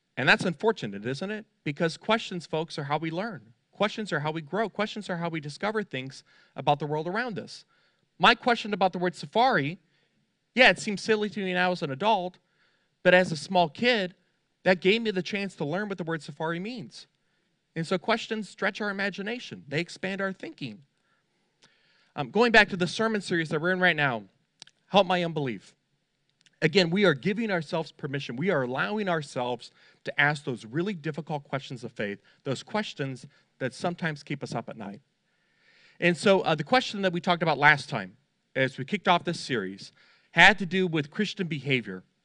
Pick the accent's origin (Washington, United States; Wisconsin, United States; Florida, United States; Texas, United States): Florida, United States; Fort Lauderdale; I grew up in Fort Lauderdale